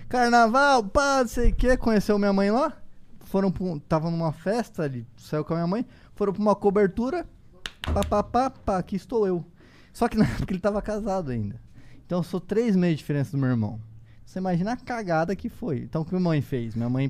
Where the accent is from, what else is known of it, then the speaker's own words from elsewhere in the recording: Foz do Iguaçu, Paraná, Brazil; moved away; nasci em Foz do Iguaçu